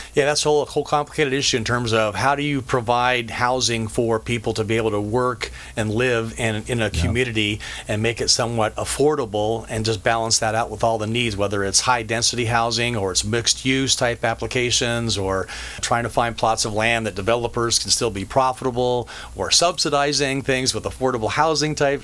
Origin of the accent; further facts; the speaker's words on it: Colorado, United States; moved away as an adult; now in Orange County, United States; I grew up in Colorado, graduated from high school there